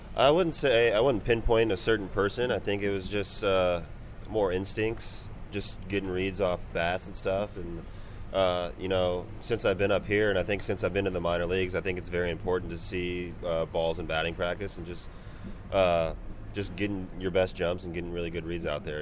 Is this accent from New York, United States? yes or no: no; Bay Area, California, United States; growing up in the Bay Area and be able to come back and play at home